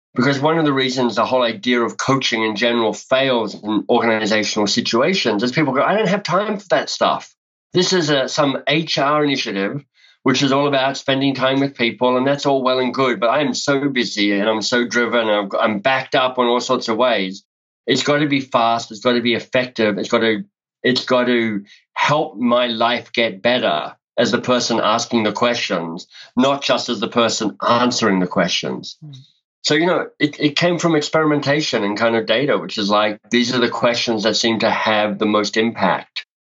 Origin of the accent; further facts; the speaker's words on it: Canberra, Australian Capital Territory, Australia; moved away as an adult; also born or lived in Melbourne, Australia; now in Canada; So I grew up in Australia, grew up in Canberra, went to high school in Canberra